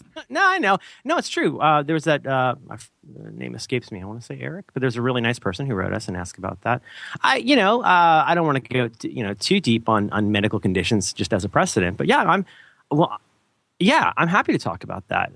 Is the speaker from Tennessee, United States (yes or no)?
no; Ohio, United States; also born or lived in Florida; now in San Francisco, United States; I'm originally from Ohio